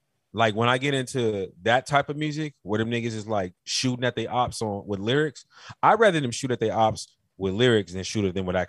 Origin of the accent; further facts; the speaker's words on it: Carolina, United States; I told you in the last podcast I was from Carolina. Do you know about the Geechee niggas? You'll get some of Mama's cooking, nigga.